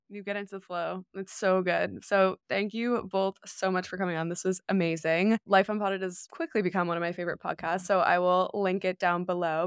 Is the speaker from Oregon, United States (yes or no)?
no; New York, United States; I grew up in New York, I've been in the city for the last three years